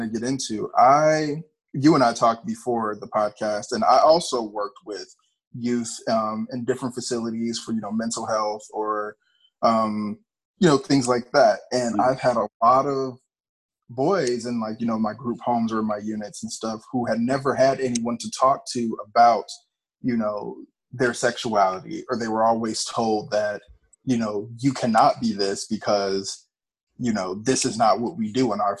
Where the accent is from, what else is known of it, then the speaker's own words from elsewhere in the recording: Gary, Indiana, United States; I grew up in Gary, Indiana, so I was around, you know, gang violence my whole life